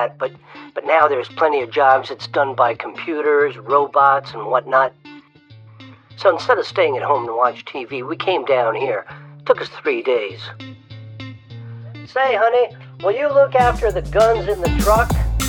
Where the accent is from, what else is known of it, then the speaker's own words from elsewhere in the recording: Thorndike, Maine, United States; Yeah, we're from Thorndike, Maine.